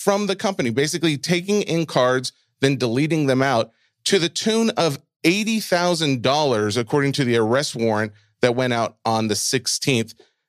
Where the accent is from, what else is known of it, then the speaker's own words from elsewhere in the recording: Boston, Massachusetts, United States; I'm from Boston.